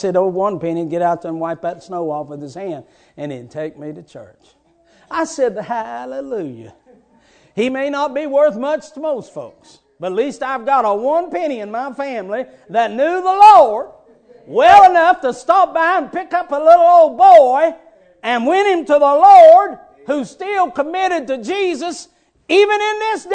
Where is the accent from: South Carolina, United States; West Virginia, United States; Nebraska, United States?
West Virginia, United States; moved away; I was raised in West Virginia